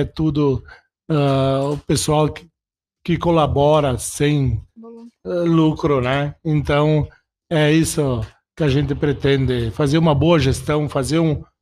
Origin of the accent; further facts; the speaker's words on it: Fagundes Varela, Rio Grande do Sul, Brazil; É nato é assim, ó, tu sabe que eu vim de Fagundes Varela, né? Nascido lá em Fagundes Varela, na mesma cidade que o nosso prefeito né?